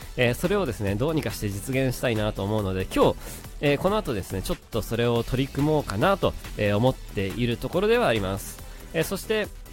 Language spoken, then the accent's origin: Japanese; Kanagawa, Japan; 神奈川の出身